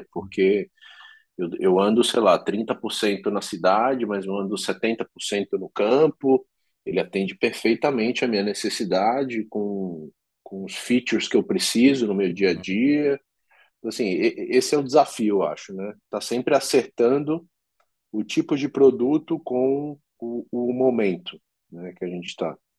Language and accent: Portuguese; Brazil; como um bom brasileiro